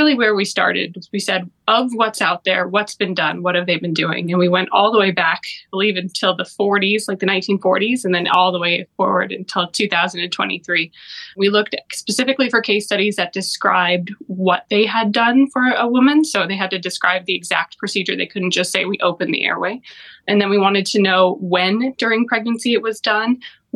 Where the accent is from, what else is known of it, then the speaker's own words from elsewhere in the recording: Broomfield, Colorado, United States; moved away as an adult; also born or lived in Kansas City / St. Louis; now in Cleveland, United States; I'm originally from Colorado, a town called Broomfield. It's between Denver and Boulder.